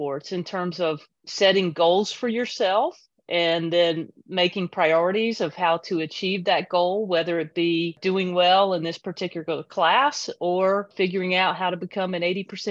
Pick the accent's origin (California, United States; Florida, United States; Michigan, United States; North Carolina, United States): North Carolina, United States; Kannapolis; I grew up in a small town in North Carolina, Kannapolis, North Carolina.